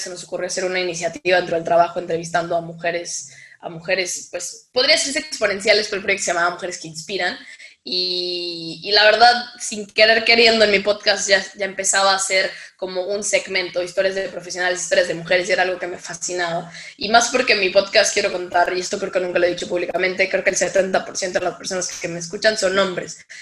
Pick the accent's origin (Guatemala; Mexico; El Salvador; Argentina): Mexico; soy de México